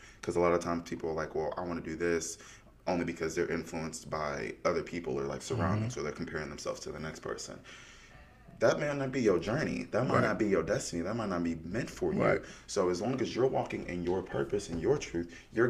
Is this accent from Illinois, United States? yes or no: yes; outside Chicago, Illinois, United States; moved away; I was born and raised outside Chicago